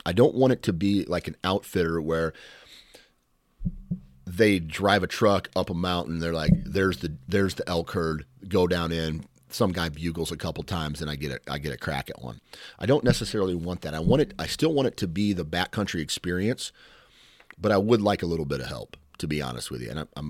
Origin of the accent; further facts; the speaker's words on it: Iowa, United States; I'm from Iowa, so I'm not used to the elevation.